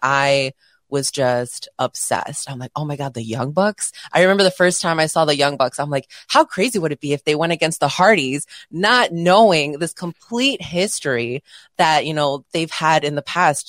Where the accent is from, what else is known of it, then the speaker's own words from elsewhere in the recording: Chicago, Illinois, United States; I'm from Chicago.